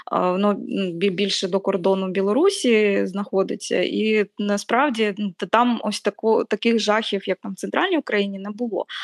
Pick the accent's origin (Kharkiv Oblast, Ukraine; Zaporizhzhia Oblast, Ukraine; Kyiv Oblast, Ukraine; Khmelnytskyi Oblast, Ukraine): Zaporizhzhia Oblast, Ukraine; Zaporizhzhia; Я зростала на сході, я зростала в Запоріжжі